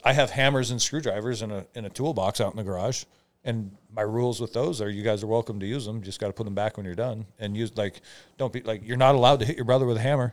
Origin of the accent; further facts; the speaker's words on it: Omak, Washington, United States; moved away as an adult; I grew up in Omac, where guns are just part of your life